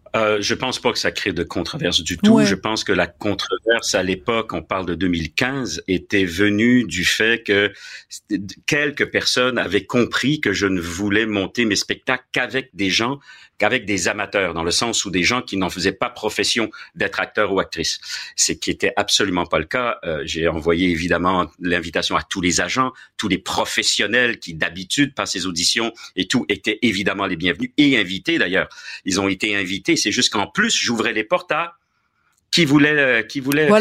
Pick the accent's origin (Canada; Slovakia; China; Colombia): Canada; Quebec; moved away as an adult; also born or lived in France / Paris, France; je suis né en France, de parents français, tout ça, bien sûr, comme toi d'ailleurs. Mais par contre, je suis, comme toi d'ailleurs, un Québécois tricoté, euh, tricoté ici.